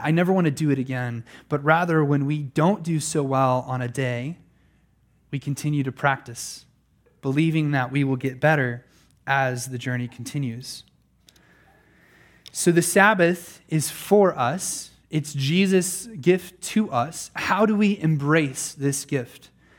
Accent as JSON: {"language": "English", "region": "Pennsylvania", "country": "United States", "tie": "born or raised there", "said": "I remember in my own lifetime, just a boy growing up in Pennsylvania, that I never heard the sound of a lawnmower on Sunday."}